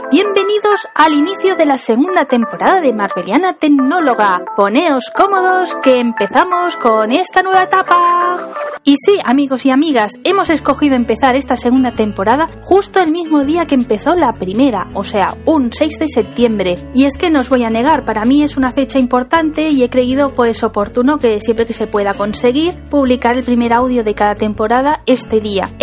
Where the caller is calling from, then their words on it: Seville, Andalusia, Spain; Te escuchamos desde Sevilla … hablo en nombre de todo el equipo de Pesquito y Medio Podcast.